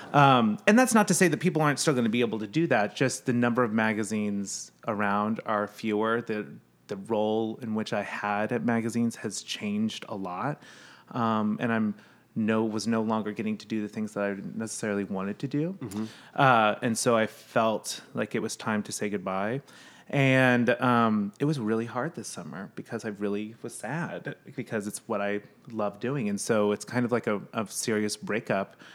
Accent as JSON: {"language": "English", "region": "Midwest", "country": "United States", "tie": "born or raised there", "also_born_or_lived": "New York", "moved": "yes", "said": "I grew up in the Midwest, so there was no water or anything"}